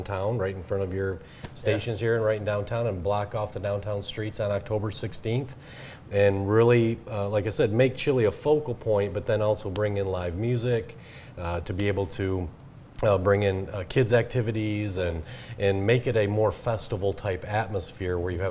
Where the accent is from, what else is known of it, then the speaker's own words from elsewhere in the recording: Michigan, United States; moved away as an adult; also born or lived in South Carolina; come back to Michigan, to come back to my hometown area